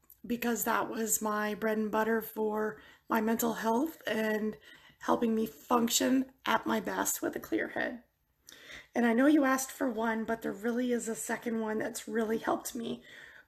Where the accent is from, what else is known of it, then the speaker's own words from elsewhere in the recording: near Niagara Falls, Ontario, Canada; I am from Ontario, Canada, near Niagara Falls